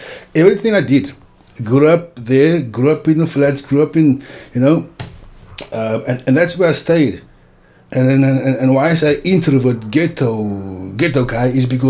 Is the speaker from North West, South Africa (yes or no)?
no; Cape Town, Western Cape, South Africa; I grew up in Cape Town.